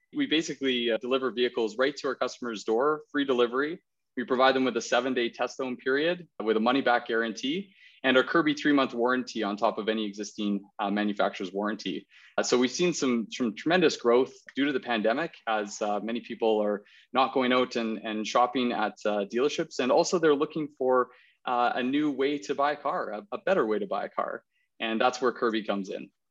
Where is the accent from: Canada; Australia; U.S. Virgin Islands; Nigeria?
Canada; Okanagan, British Columbia; moved away as an adult; now in Calgary, Canada; I'm born and raised in the Okanagan